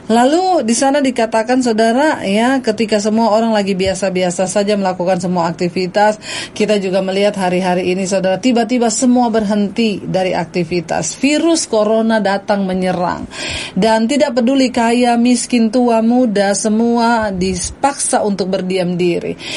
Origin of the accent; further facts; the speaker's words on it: Poso, Central Sulawesi, Indonesia; born there; saya lagi ada di di kota Poso di tempat kelahiran saya